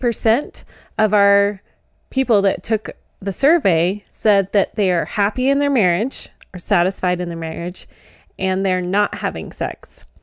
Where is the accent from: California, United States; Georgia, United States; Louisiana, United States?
Georgia, United States; I'm from Georgia.